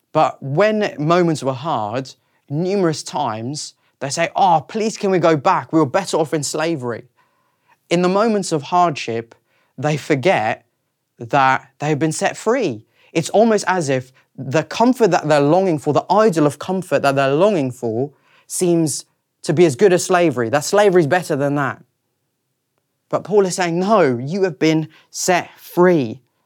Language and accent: English; South Africa; moved away as an adult; also born or lived in Reading, United Kingdom; now in London, United Kingdom; I was born in South Africa in nineteen ninety-three, and I then lived there for twenty years and then moved to the U K